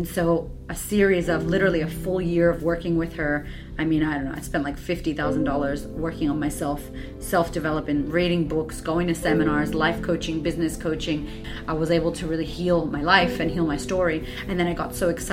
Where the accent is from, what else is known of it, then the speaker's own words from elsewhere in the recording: Boston, Massachusetts, United States; moved away as an adult; also born or lived in California / Florida; So I was from Boston, moving to California.